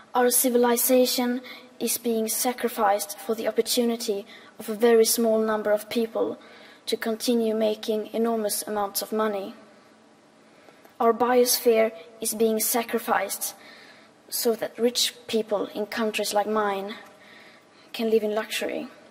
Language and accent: English; Sweden; 15 years old and I'm from Sweden